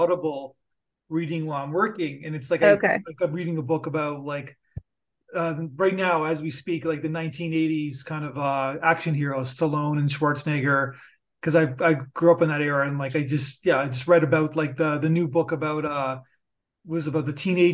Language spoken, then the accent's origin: English; Canada; I'm Canadian